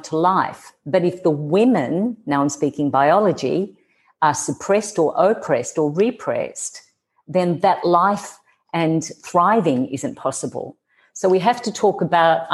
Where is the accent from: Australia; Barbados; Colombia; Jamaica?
Australia; accent: Australian; moved away; you can hear my accent, I'm Australian